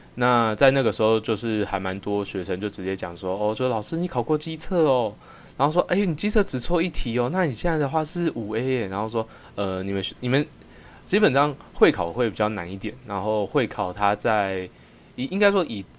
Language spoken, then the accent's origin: Chinese; New Taipei, Taiwan; 我本身是在新北长大，那 算是出生在眷村里面